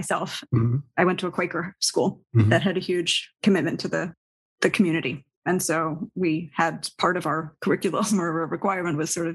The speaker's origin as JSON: {"language": "English", "town": "New York City", "region": "New York", "country": "United States", "tie": "born or raised there", "said": "I grew up in New York City"}